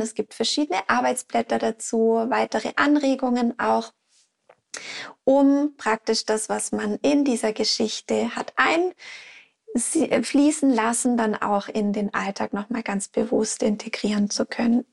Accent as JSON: {"language": "German", "country": "Switzerland", "said": "bei uns in der Schweiz"}